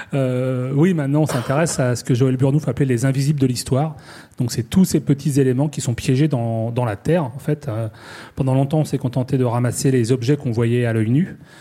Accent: Normandy, France; je suis normand

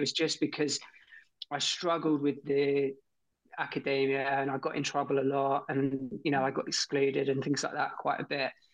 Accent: Torquay, South West England, United Kingdom; I grew up in Torquay in Torbay, um, down in Devon

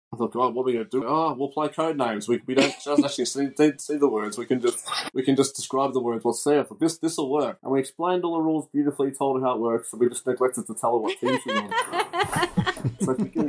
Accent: Mooroolbark, Victoria, Australia; I grew up in Moorabark

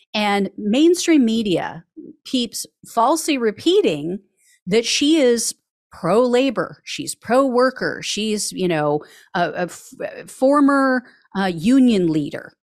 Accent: California, United States; as a Californian

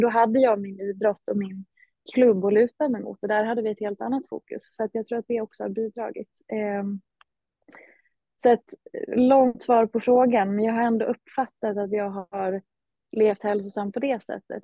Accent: Hedemora, Dalarna County, Sweden; moved away; Jag hade trott att jag skulle stanna hemma i Hedemora

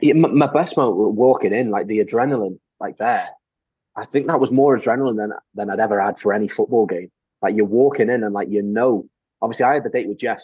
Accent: North Wales, United Kingdom; accent: North Walian; I'm from North Wales. Like I've lived my whole life in Wales.

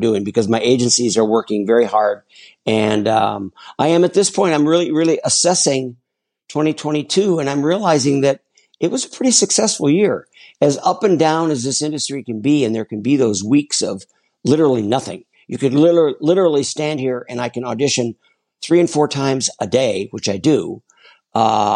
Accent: Minneapolis, Minnesota, United States; also born or lived in Chicago; now in Los Angeles, United States; We grew up in Minneapolis, and in the Midwest

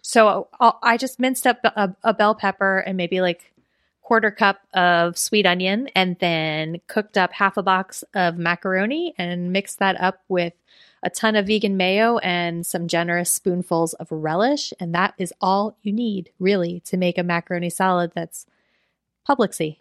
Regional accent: Florida, United States; we're both from Florida

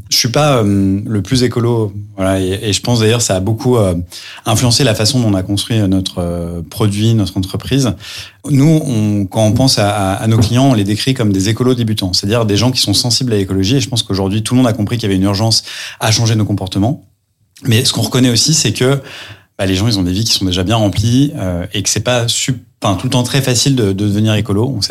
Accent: Lyon, Auvergne-Rhône-Alpes, France; also born or lived in New York; now in Paris, France; j'ai 32 ans. Je suis marié, je suis papa d'un petit Gaspard qui a un an et demi. Je suis originaire de Lyon, mais euh, voilà, parisien d'adoption depuis euh, depuis quelques années.

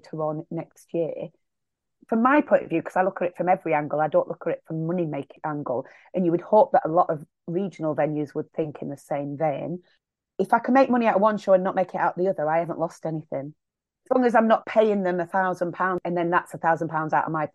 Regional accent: Millom, North West England, United Kingdom; I'm in my hometown.

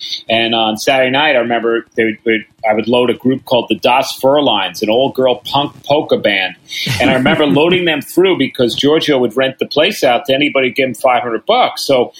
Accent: New York City, New York, United States; I'm a New Yorker.

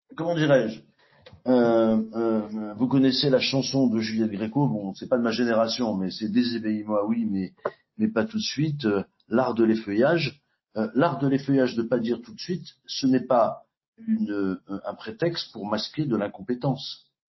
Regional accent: Nouvelle-Aquitaine, France; ma région d'origine en Aquitaine

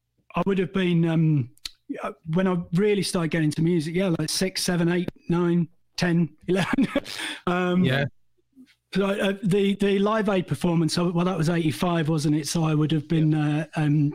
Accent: Lichfield, West Midlands, United Kingdom; growing up in Lichfield, which is about 20 minutes from Birmingham

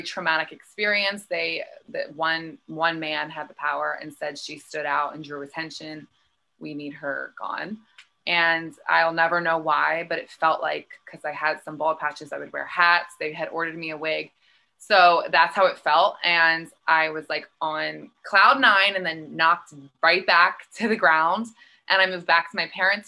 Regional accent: Philadelphia, Pennsylvania, United States; I'm from Philly, Pennsylvania, East Coast. I grew up there

